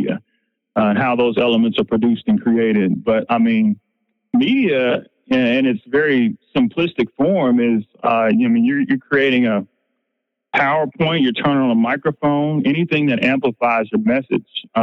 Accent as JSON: {"language": "English", "town": "Nashville", "region": "Tennessee", "country": "United States", "tie": "born or raised there", "said": "Nashville, my hometown."}